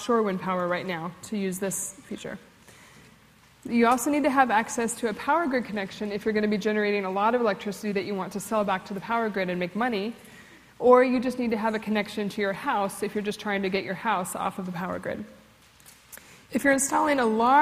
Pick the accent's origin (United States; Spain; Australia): United States; North Dakota; moved away; I was born in North Dakota